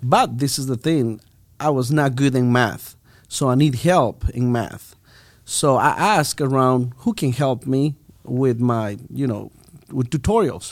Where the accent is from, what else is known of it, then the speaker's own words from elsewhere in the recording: Bolivia; English is a second language; moved away as an adult; now in United States; I'm from Bolivia